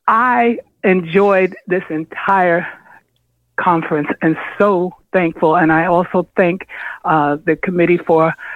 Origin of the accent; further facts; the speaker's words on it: Boston, Massachusetts, United States; I'm from Boston, and I'm a part of the Boston chapter